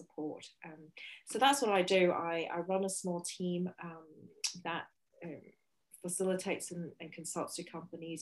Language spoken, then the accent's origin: English; Hong Kong; moved away as an adult; now in Beijing, China; So I am originally from Hong Kong and have been living in Beijing for the last 12 years.